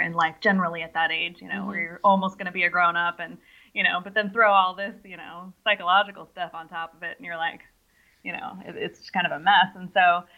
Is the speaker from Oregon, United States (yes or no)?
no; San Francisco, California, United States; I grew up in San Francisco